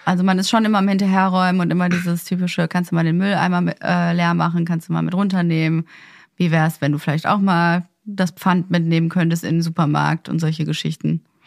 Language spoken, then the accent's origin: German; Ruhr area, North Rhine-Westphalia, Germany; now in Berlin, Germany; Ich meine, ich komme aus dem Ruhrgebiet, da ist es ja komplett normal, dass da jeder sein kleines, äh, Einfamilienhaus hat